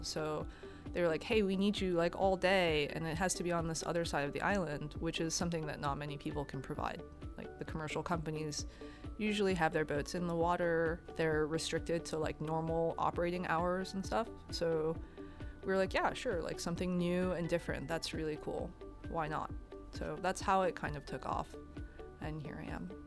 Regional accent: New York City, New York, United States; growing up in New York City, I think I spent most of my time in Central Park or the bookstore, like Barnes and Noble

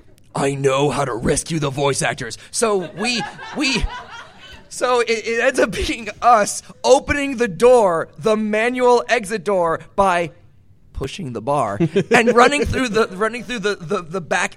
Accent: West Coast, United States; But I'm from the West Coast.

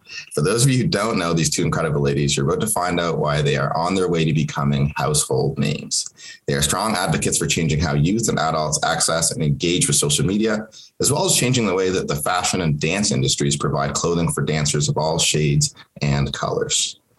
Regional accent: Kenya; first language Swahili; English is a second language; now in Canada; that's the language that I grew up speaking in Kenya, obviously. And English was my third language after I learned Swahili, and then Arabic. And then when we came to Canada, eventually English.

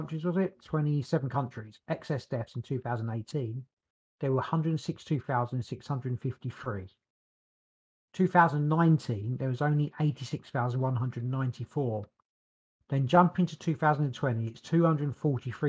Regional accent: United Kingdom; we're British

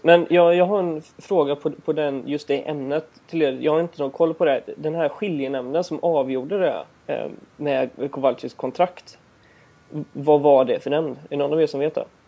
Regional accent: Gothenburg, Västra Götaland, Sweden; jag är från Göteborg.

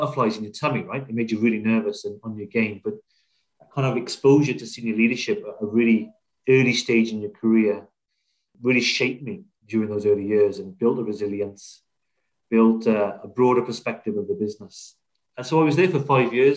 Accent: South Wales, United Kingdom; moved away as an adult; also born or lived in Liverpool; I grew up in Wales, born and bred there.

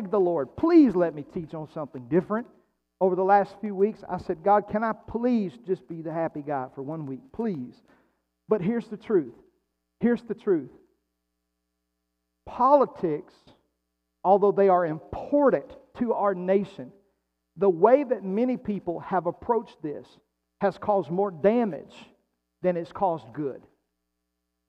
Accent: United States; as an American

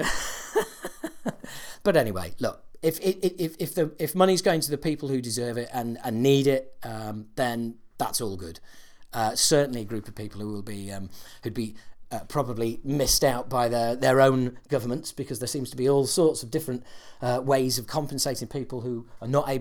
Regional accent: United Kingdom; us Brits

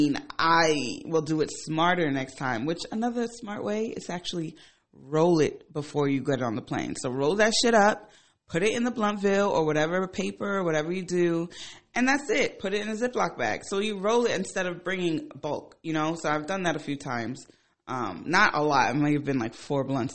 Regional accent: Ghana; moved away; I'm from Ghana

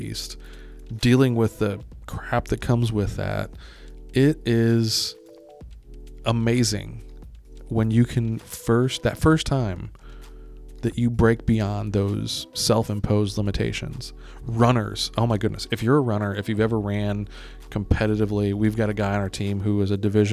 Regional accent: Greece; moved away; I'm from Greece, got to see a lot of Europe as a kid.

